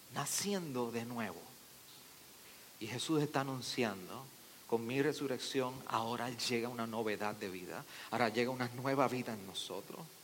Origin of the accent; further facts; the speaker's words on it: Arecibo, Puerto Rico; yo soy de Arecibo